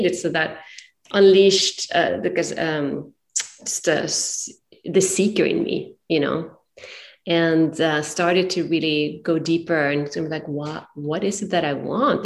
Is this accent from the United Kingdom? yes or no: no; Sweden; moved away as an adult; now in San Francisco, United States; I'm originally from Sweden and found myself moved to San Francisco about 20 years ago